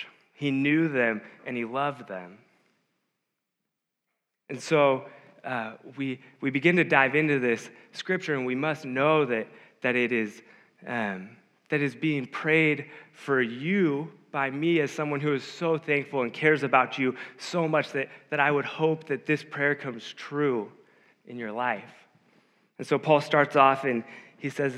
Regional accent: Davis, California, United States; growing up in Davis

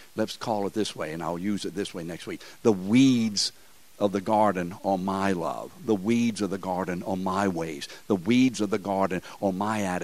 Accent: New Orleans, Louisiana, United States; We're from New Orleans. That's how we speak here.

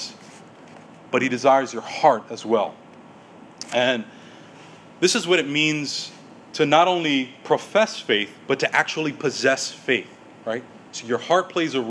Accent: United States; we as American evangelicals

